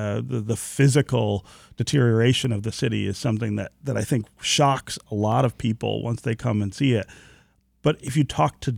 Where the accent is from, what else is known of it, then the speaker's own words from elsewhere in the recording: Detroit, Michigan, United States; I remember when I came home in 2007 from Baltimore and Washington, everybody I told were that I was leaving and where I was going asked why. They literally said, your career will die if you go back to Detroit.